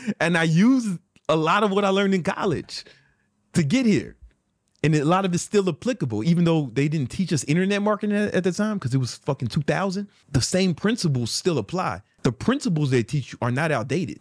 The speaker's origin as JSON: {"language": "English", "town": "Chicago", "region": "Illinois", "country": "United States", "said": "I'm from South Side of Chicago"}